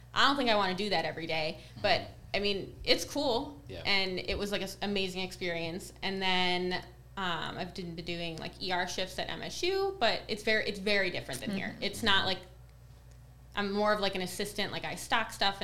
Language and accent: English; Detroit, Michigan, United States; I'm from the Metro Detroit